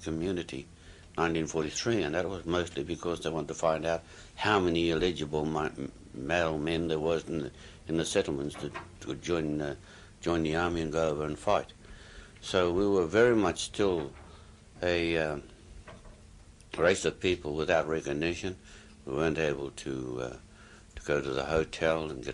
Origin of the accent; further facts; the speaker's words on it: Kaitaia, Northland, New Zealand; moved away as an adult; also born or lived in Auckland / Japan; go back home to Kaitaia